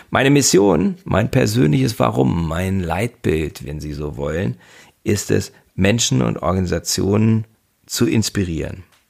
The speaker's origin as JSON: {"language": "German", "town": "Göttingen", "region": "Lower Saxony", "country": "Germany", "tie": "born or raised there", "moved": "as an adult", "lives_now": "Bremen, Germany", "said": "Gebürtig bin ich aus Göttingen und lebe seit fünfundzwanzig Jahren in Bremen"}